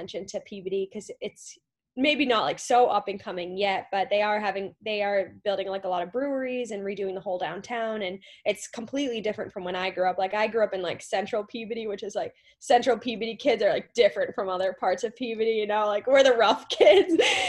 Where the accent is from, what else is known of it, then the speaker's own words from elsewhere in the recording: Peabody, Massachusetts, United States; to be honored by my hometown and all the people who showed up to it, especially like all these people I haven't talked to in years, or people who I've never met from Peabody. And Peabody's a pretty big city, you know. It's a city, it's not a town